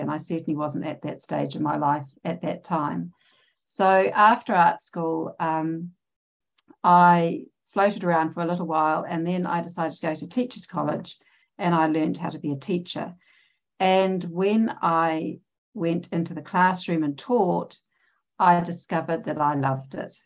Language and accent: English; New Zealand; I'm from New Zealand. I live in New Zealand